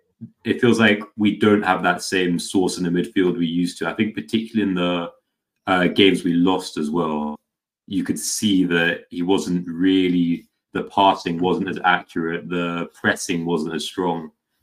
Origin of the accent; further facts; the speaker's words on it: London, United Kingdom; We're both from London.